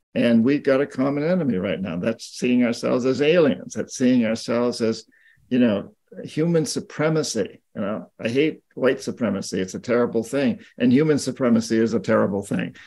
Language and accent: English; United States; I'm an American